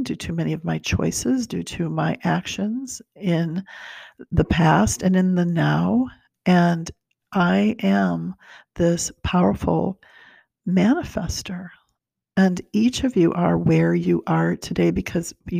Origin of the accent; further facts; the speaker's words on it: Brazil; now in United States; I was born in Brazil